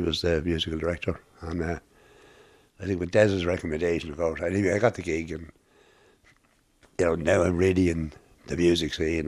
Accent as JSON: {"language": "English", "town": "Drogheda", "region": "Leinster", "country": "Ireland", "tie": "born or raised there", "moved": "as an adult", "lives_now": "Dublin, Ireland", "said": "I was born in Drana, 29 November 1946, in a Lady Lord's Hospital"}